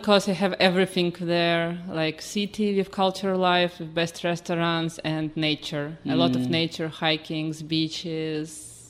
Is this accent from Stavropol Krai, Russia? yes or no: no; Saint Petersburg, Russia; moved away as an adult; also born or lived in Moscow, Russia / Hong Kong; Yes, I was born there in St. Petersburg.